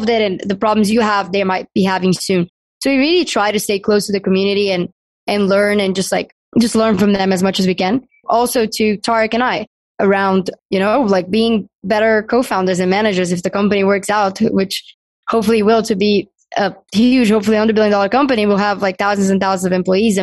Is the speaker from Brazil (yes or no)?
yes; Brazil; moved away as an adult; now in United States; I'm from Brazil